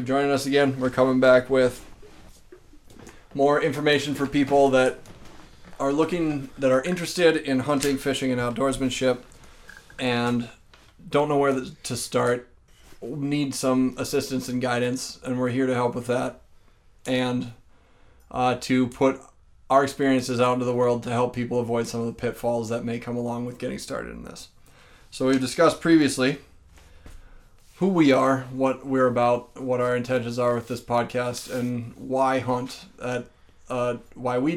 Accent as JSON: {"language": "English", "region": "Minnesota", "country": "United States", "said": "I'm from Minnesota"}